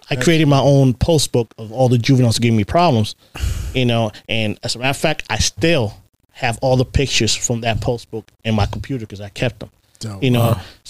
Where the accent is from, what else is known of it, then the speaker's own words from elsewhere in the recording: Puerto Rico; now in United States; I wasn't in patrol for 6 months when I came from Puerto Rico before I was in the flex unit